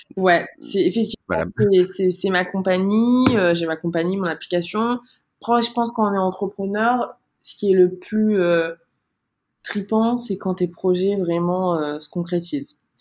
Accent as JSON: {"language": "French", "country": "Martinique", "tie": "born or raised there", "also_born_or_lived": "Montreal, Canada", "moved": "as an adult", "lives_now": "Paris, France", "said": "j'ai vécu 19 ans en Martinique, j'ai grandi là-bas"}